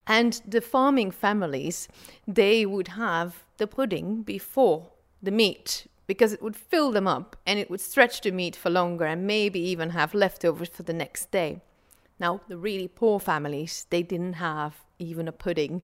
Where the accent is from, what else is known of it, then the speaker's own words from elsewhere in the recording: Flanders, Belgium; I'm from Belgium, from Flanders, the Dutch-speaking area of Belgium.